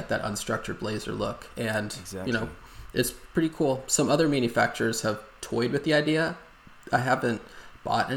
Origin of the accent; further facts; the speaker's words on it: Texas, United States; moved away; I grew up in Texas